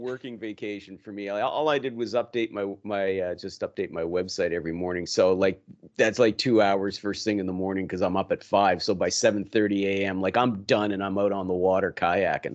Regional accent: Yarmouth, Nova Scotia, Canada; moved away; my hometown in Yarmouth, Nova Scotia

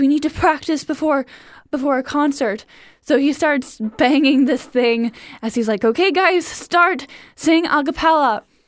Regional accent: Cleveland, Ohio, United States; I grew up in Cleveland, Ohio.

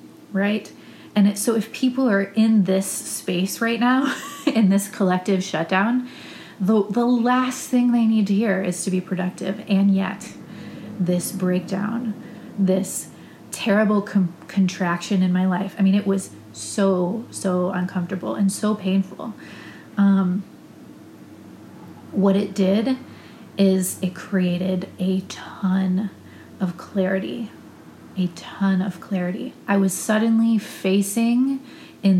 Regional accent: Ohio, United States; moved away as an adult; now in Austin, United States; I had to get a master's degree in my home state of Ohio to renew my teaching license

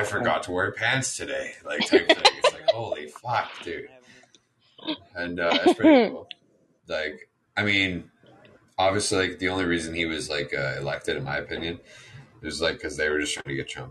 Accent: Canada; I'm a Canadian

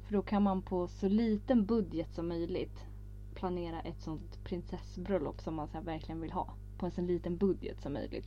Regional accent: Örebro, Örebro County, Sweden; Vi är ju från Örebro

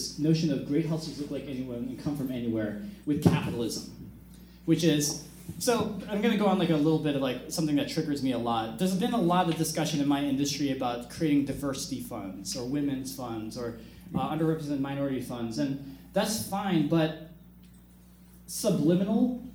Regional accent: Bloomfield Hills, Michigan, United States; moved away as an adult; also born or lived in California; I grew up in Bloomfield Hills, Michigan.

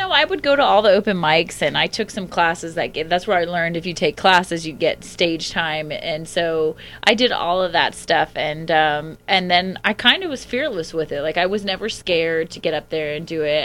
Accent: Alachua, Florida, United States; moved away; a very small town called Alachua, uh, Florida

